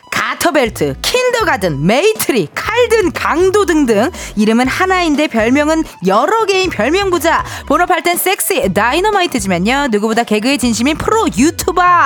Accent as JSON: {"language": "Korean", "region": "Incheon", "country": "South Korea", "tie": "born or raised there", "said": "저도 인천 출신인데"}